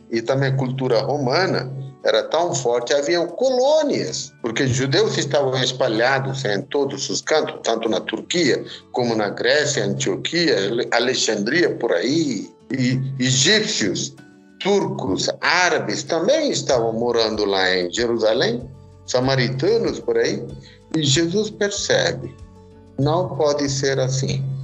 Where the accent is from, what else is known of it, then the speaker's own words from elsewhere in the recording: India; moved away as an adult; now in Curitiba, Brazil; sou indiano, estou aqui 29 anos, sempre morei aqui na região de Curitiba